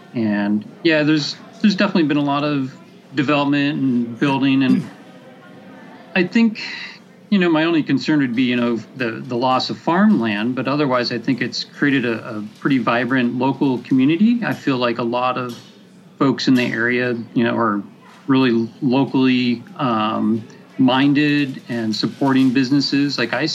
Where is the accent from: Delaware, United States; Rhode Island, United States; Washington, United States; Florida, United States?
Washington, United States; Skagit Valley, between Mount Vernon and La Conner; also born or lived in Bellingham, Washington / Eastern Whatcom County, Washington; Born and raised in the Skagit Valley, grew up in the flats between Mount Vernon and LeConnor. My folks still live there. Went to Mount Vernon High School, class of 94. Went to Western Washington University up in Bellingham, and I currently reside in Eastern